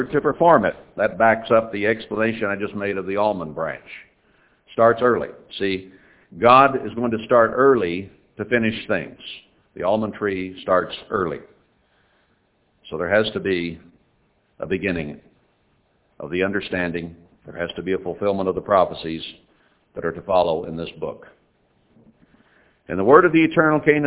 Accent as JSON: {"language": "English", "country": "United States", "said": "I was from America."}